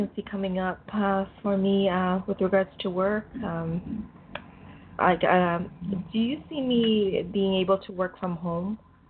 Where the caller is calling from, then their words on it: Canada; I'm calling from Canada.